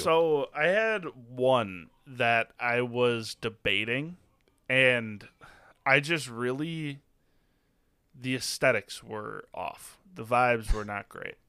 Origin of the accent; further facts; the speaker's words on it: Wisconsin, United States; born and raised in Wisconsin